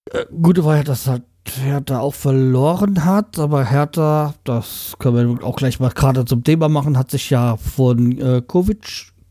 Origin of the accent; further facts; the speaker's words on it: Bremen, Germany; dass wir als Bremer ja nicht gerne den Trainer rausschmeißen und eigentlich auch darauf stolz sind, dass bei uns nicht jedes Jahr ein neuer Trainer kommt.